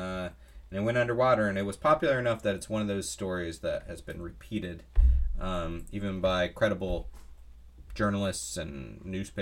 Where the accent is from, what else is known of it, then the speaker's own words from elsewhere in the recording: Florida, United States; I grew up in Florida